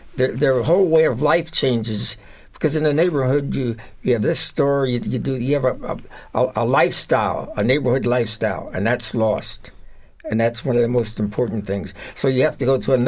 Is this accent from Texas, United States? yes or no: no; Harrisburg, Pennsylvania, United States; I was born in Harrisburg in 1930. And at that time, my father had a barbershop on Aberdeen Street, which is downtown. He moved to 6th and Beauce around 1934. So I grew up in the neighborhood at 6th and Beauce